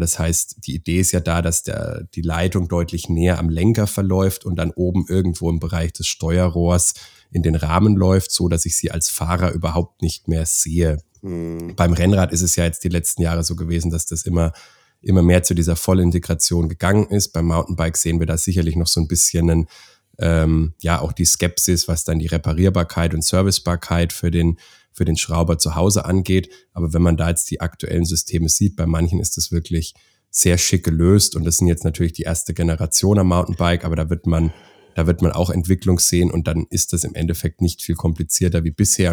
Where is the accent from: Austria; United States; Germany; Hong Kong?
Germany; Schweinfurt, Bavaria; also born or lived in Augsburg; bin selber Deutscher, ähm, bin auch gebürtig aus der Ecke Schweinfurt